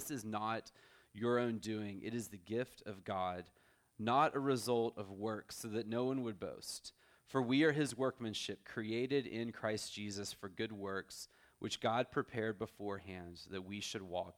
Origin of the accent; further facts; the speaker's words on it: Texas, United States; moved away as an adult; also born or lived in Orlando, Florida; now in San Antonio, United States; my wife and I are both from Texas originally.